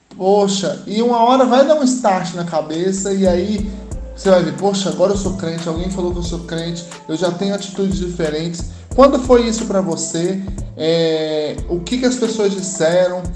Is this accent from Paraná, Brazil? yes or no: no; Goiânia, Goiás, Brazil; Sou de Goiânia também